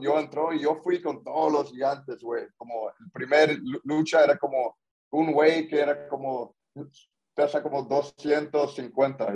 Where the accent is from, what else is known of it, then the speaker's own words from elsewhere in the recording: Corona, California, United States; yo nací ya en Corona, California